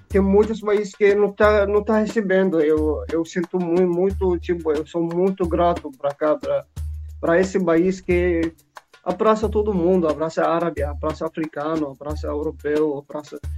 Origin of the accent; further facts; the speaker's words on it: Syria; Portuguese is a second language; now in Brazil; Eu sou sírio, eu venho da Síria.